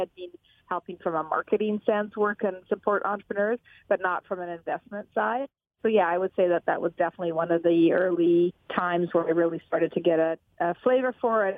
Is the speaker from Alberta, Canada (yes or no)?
yes; Alberta, Canada; I'm from Alberta